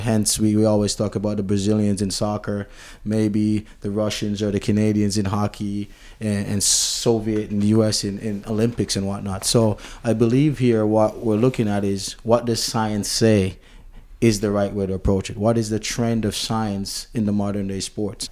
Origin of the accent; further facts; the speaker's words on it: Jamaica; I'm Jamaican, which, you know, we're English, if you may